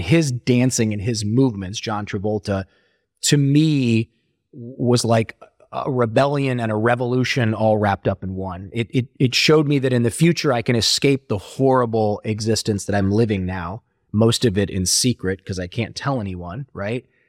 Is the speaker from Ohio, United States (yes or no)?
yes; Ohio, United States; born or raised there